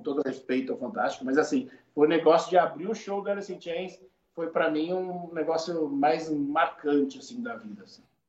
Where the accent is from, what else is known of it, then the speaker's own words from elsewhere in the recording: Brazil; sou do Brasil.